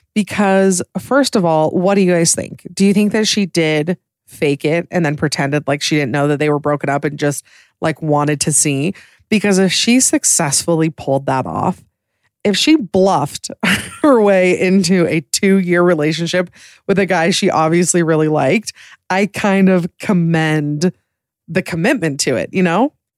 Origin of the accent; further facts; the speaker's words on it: Utah, United States; I'm from Utah